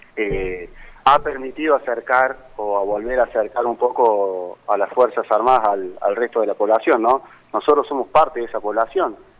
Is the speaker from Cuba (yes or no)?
no; Cosquín, Córdoba, Argentina; moved away; yo soy oriundo de, de, Cosquín, ¿no es cierto? Soy, soy nativo de Cosquín